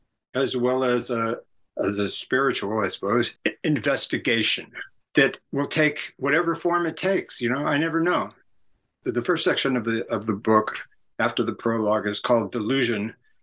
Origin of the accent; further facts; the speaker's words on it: San Francisco, California, United States; my orientation is very much because of where I grew up in San Francisco area in the late 60s.